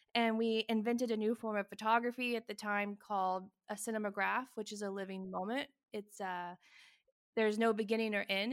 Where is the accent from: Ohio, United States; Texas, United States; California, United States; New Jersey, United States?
Texas, United States; also born or lived in New York City / Provence; now in France; I grew up in Texas